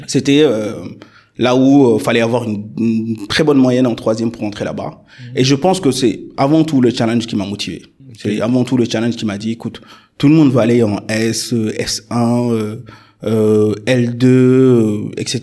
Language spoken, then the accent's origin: French; Dakar suburbs, Senegal; moved away as an adult; also born or lived in Lyon, France / Paris, France; j'ai fait tout mon parcours scolaire dans la banlieue dakaroise jusqu'à mon bac au lycée Limamoulaye.